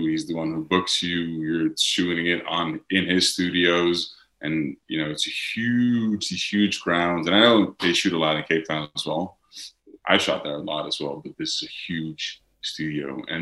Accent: Netherlands; accent: Dutch; English is a second language; I haven't spoken in my Dutch accent in English for the past five years. English is my second language, it's not

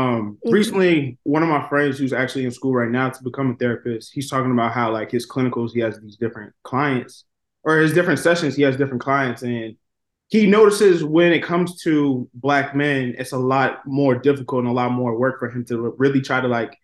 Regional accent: right outside of Boston, Massachusetts, United States; moved away; I'm originally from Massachusetts, right outside of Boston

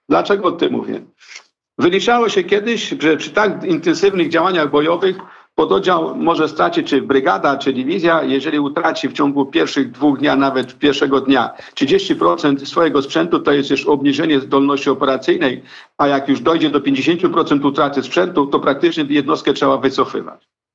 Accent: Kraśnik, Lublin Voivodeship, Poland; Ja pochodzę y, ze wschodniej części Polski, a więc z okolic Kraśnika Lubelskiego.

